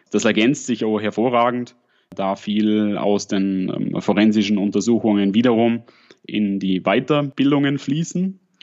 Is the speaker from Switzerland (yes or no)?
yes; at the Swiss-Austrian border, Lake Constance region, Switzerland; accent: Lake Constance dialect with a Swabian touch; Wie man vielleicht ein bisschen an meinem Dialekt hört, komme ich aus der Bodenseeregion und bin an der schweiz österreichischen Grenzen aufgewachsen. Habe ein bisschen an, noch zusätzlich noch einen schwäbischen Dialekteinschlag.